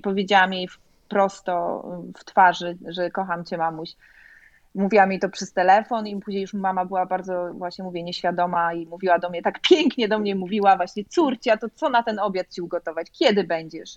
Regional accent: Poland; also born or lived in Chicago, United States; now in Sarasota, United States; jestem z Polski

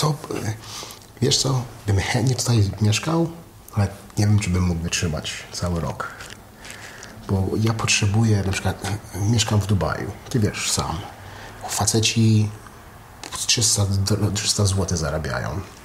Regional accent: Canada; also born or lived in United States; now in Poland; wychowałem się w Kanadzie, w Ameryce

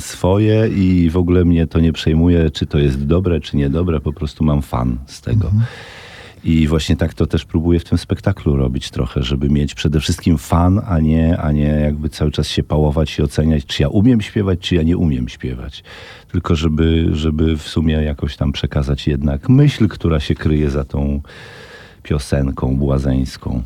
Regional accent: Brańsk, Podlaskie Voivodeship, Poland; moved away as an adult; also born or lived in Ciechanowiec; now in Warsaw, Poland; Mieszkałem w Brańsku mhm. przez całe 15 lat, do momentu, kiedy się właśnie wyprowadziłem do Ciechanowca.

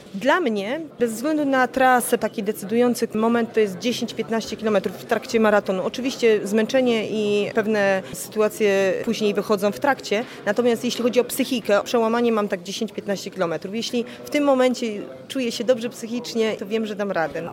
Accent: Jaworzno, Silesian Voivodeship, Poland; Jestem z Jaworzna

